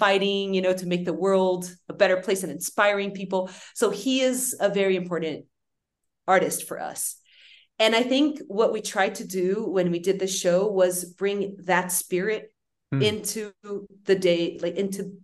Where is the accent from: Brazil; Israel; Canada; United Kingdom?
Brazil; we grew up in Brazil